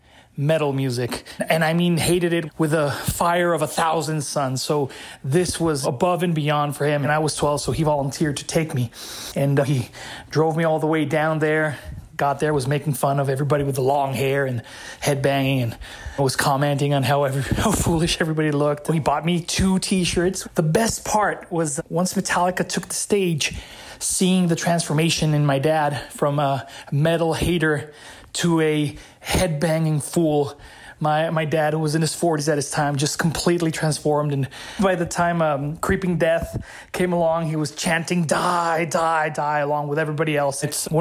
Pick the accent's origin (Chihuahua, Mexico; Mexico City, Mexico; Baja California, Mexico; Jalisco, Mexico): Chihuahua, Mexico; Ciudad Juarez; I'm from Ciudad Juarez, Chihuahua, Mexico, right across the border from El Paso, Texas.